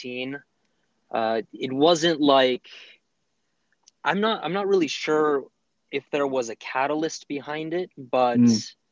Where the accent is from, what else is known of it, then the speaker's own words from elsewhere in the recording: Southern California, United States; I grew up in Southern California all of my life